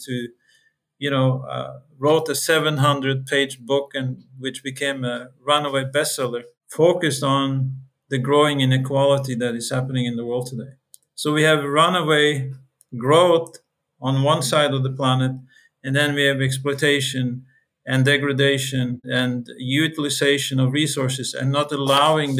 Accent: Norway; I come from Norway

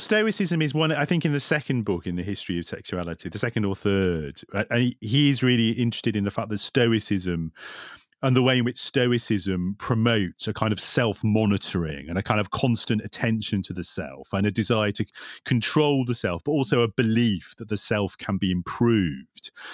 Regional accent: Lancashire, North West England, United Kingdom; in Lancashire, where I grew up

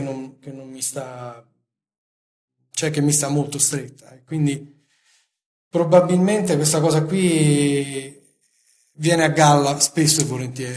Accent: Italy; sono nato in Italia

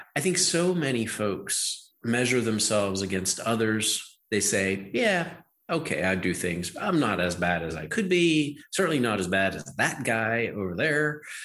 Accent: Western Pennsylvania, United States; accent: Western Pennsylvania; So I grew up in Western Pennsylvania. Wow. I speak I speak with the uh, Western Pennsylvania accent.

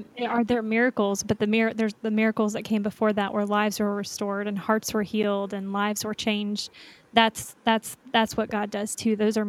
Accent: Florida, United States; also born or lived in Texas; now in Kansas City, United States; We're from North Florida, which is basically South Georgia, but have been out of it for, have been in Texas and now Kansas City for almost 5 years.

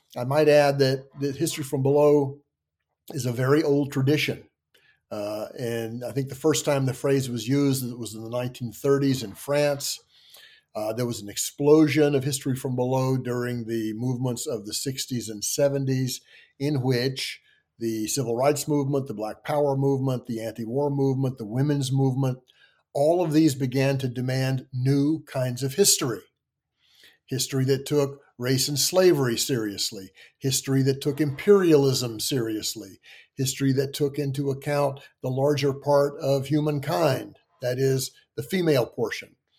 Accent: Tennessee and Virginia, the South, United States; moved away as an adult; also born or lived in Kentucky / Pennsylvania; I grew up in the South, I was, uh, born in Kentucky, grew up in Tennessee and Virginia

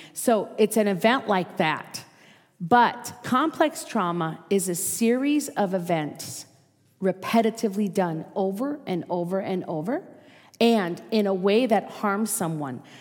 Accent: Minnesota, United States; accent: Minnesota; moved away as an adult; now in Las Vegas, United States; I was raised in Minnesota

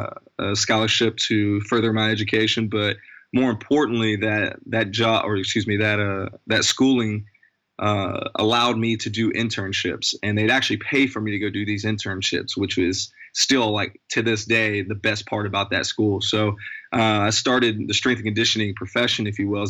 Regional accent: the mountains of Virginia, United States; moved away as an adult; now in California, United States; I'm from the mountains of Virginia

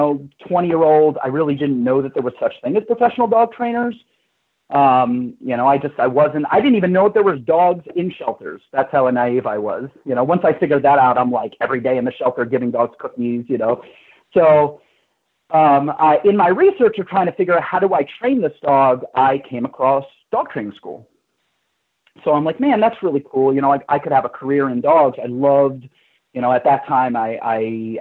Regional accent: New York City, New York, United States; moved away as an adult; I'm originally from New York, born and raised in Manhattan

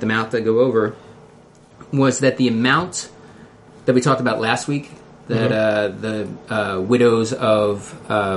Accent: Philadelphia, Pennsylvania, United States; accent: Philly; my Philly accent

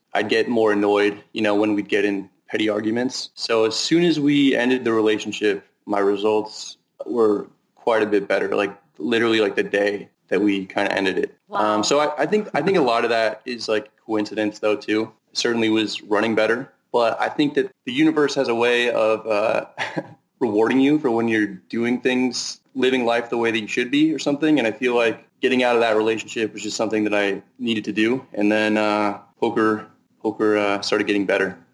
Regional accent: Northern California, United States; now in Las Vegas, United States; I'm from Northern California and kind of like give off a Northern California vibe

